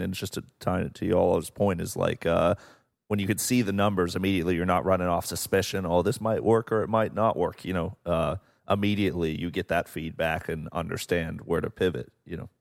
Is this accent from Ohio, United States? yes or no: yes; Portsmouth, Ohio, United States; moved away; where I'm from in Appalachia